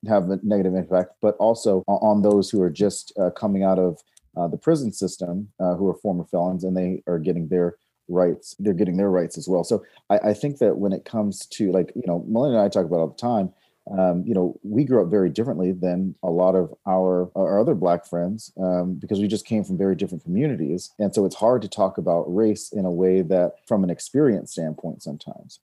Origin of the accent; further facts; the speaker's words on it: North Carolina, Georgia, the South, United States; moved away as an adult; also born or lived in Raleigh / New York; now in Los Angeles, United States; I grew up in North Carolina, Georgia, and mostly the South